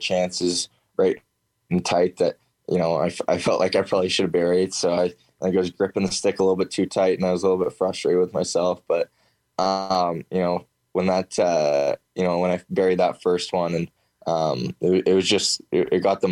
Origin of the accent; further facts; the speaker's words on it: Oakville, Ontario, Canada; I'm from Oakville, Ontario. It's about, 40 minutes from Toronto